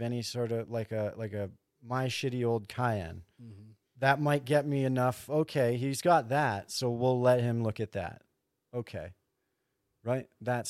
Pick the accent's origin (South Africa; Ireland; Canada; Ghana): Canada; Thunder Bay, Ontario; born or raised there; now in Calgary, Canada